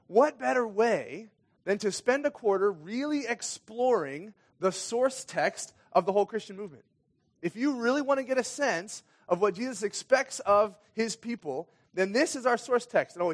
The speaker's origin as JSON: {"language": "English", "country": "Kenya", "tie": "born or raised there", "said": "Anyway, I grew up in Kenya. My parents were missionaries in Kenya and moved there when I was six years old."}